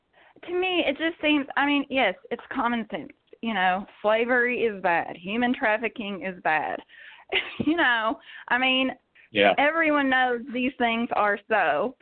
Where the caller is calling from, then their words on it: Kentucky, United States; I'm calling from Kentucky